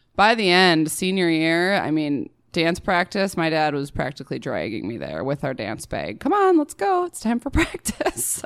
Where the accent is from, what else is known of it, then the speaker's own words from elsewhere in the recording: Prior Lake, Minnesota, United States; Prior Lake